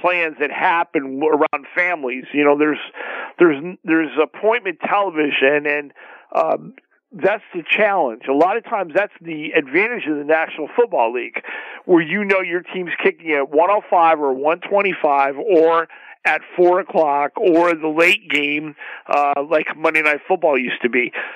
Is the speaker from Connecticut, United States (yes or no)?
yes; southeastern Connecticut, United States; born or raised there; now in Los Angeles, United States